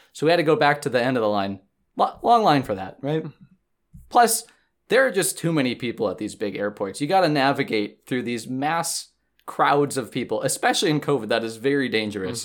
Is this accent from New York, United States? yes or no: no; Green Bay, Wisconsin, United States; now in Madison, United States; my hometown of Green Bay